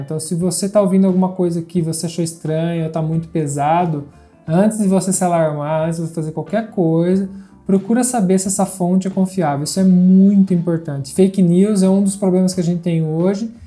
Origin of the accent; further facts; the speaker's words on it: Brazil; now in Italy; a gente é brasileiro, nasceu no Brasil, a gente mora na Itália